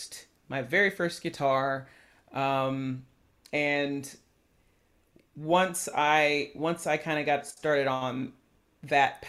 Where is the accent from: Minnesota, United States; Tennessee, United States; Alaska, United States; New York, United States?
Tennessee, United States; Chattanooga; I grew up in the suburbs in Chattanooga, so we lived in like East Brainerd